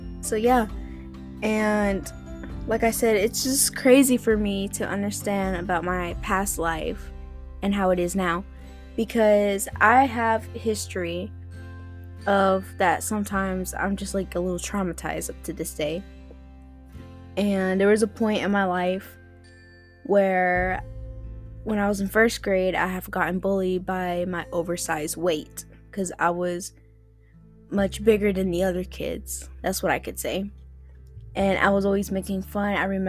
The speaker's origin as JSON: {"language": "English", "town": "Spartanburg", "region": "South Carolina", "country": "United States", "tie": "born or raised there", "also_born_or_lived": "Greenville, South Carolina / Florida", "said": "how I grew up around these areas in South Carolina"}